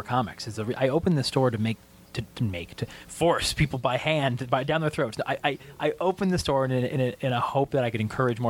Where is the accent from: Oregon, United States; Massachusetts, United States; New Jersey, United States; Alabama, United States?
Massachusetts, United States; Gloucester; I grew up in Gloucester, Massachusetts